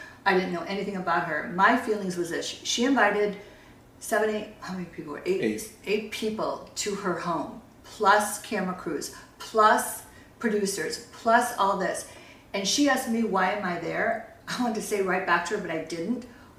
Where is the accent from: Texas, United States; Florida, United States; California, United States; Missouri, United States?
California, United States; we're down here because we're from Orange County.